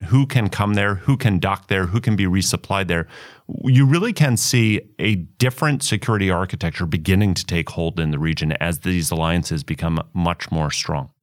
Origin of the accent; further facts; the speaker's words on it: New York City, New York, United States; I'm a New Yorker